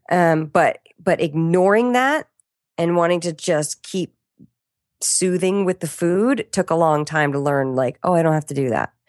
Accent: Washington, District of Columbia, United States; I'm from Washington, D C.

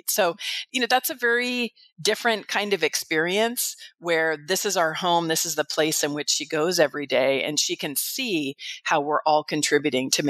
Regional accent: California, United States; moved away as an adult; now in Arizona, United States; before I moved to Arizona about 18 years ago, I was from the San Francisco Bay Area.

